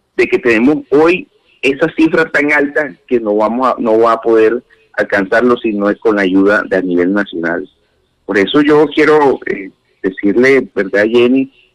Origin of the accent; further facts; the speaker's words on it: Barranquilla, Atlántico, Colombia; como barranquillero